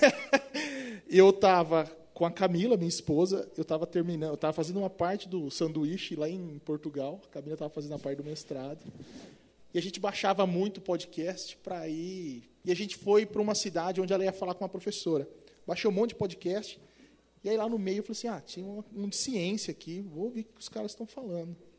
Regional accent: Presidente Prudente, São Paulo, Brazil; accent: caipira; Eu sou caipira do interior de São Paulo, presidente prudente

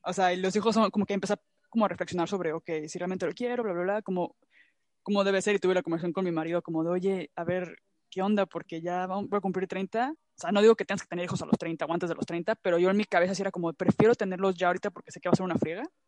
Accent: Mexico; now in Europe; siento que mexicanos somos muy de, ya luego veo

